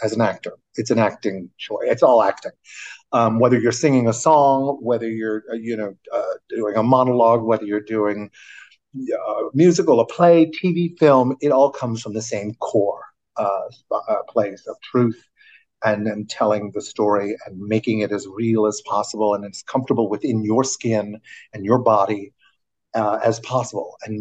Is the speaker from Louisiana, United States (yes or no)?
yes; New Orleans, Louisiana, United States; moved away as an adult; also born or lived in New York; I chose to go to Tulane in my hometown of New Orleans